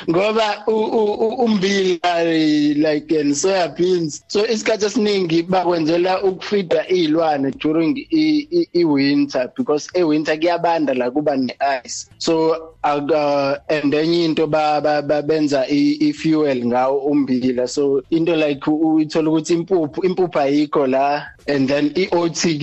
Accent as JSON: {"language": "Zulu", "town": "Pietermaritzburg", "region": "KwaZulu-Natal", "country": "South Africa", "tie": "born or raised there", "moved": "as an adult", "lives_now": "Iowa, United States", "said": "Ekhaya kuseMaritzburg"}